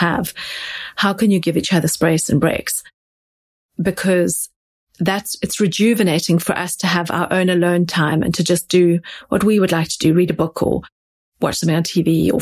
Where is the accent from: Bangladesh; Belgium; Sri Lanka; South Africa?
South Africa; now in London, United Kingdom; I grew up in South Africa.